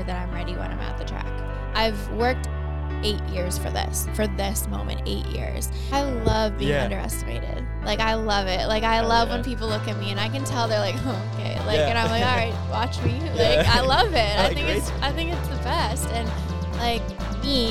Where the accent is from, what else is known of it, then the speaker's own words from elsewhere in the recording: Winnipeg, Manitoba, Canada; moved away as an adult; now in North Carolina, United States; I'm from Winnipeg, Manitoba. I currently live in the States now